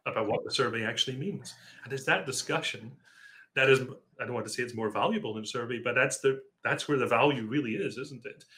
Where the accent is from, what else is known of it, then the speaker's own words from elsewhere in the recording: Scotland, United Kingdom; now in Seattle, United States; I was brought up in Scotland